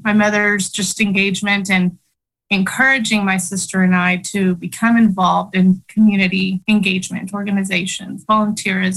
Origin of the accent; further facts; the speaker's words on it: Oklahoma City, Oklahoma, United States; English is a second language; also born or lived in Chihuahua, Mexico; now in Norman, United States; I grew up in South Oklahoma City. I came from Chihuahua, Mexico with my family at the age of 7.